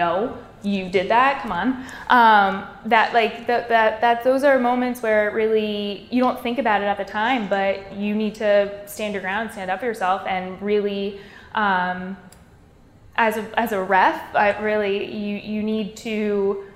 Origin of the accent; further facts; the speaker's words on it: Toms River, New Jersey, United States; I grew up in Toms River, New Jersey, born and raised.